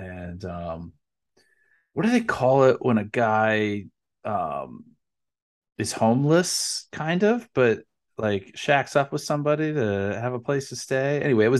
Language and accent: English; East Coast, United States; for somebody growing up on the East Coast who is thinking West, you know, trips to California and Vegas, and I lived in Chicago for 2 years